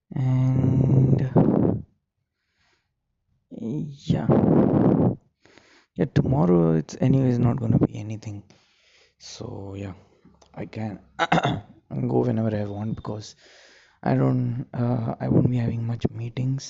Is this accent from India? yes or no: yes; India; being an Indian, it's very difficult for me to buy something without any discount on it.